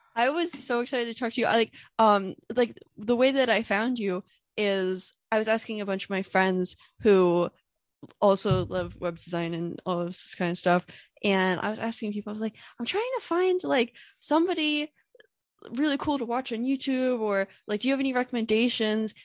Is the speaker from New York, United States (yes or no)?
no; Warfield, Pennsylvania, United States; moved away as an adult; now in Philadelphia, United States; I grew up in a town called, uh, Warfield, Pennsylvania